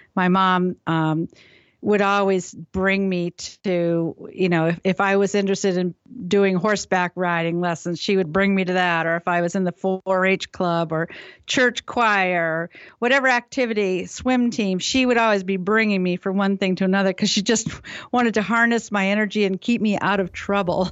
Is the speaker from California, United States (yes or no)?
no; New Haven, Connecticut, United States; also born or lived in Maine; I was born in New Haven, Connecticut.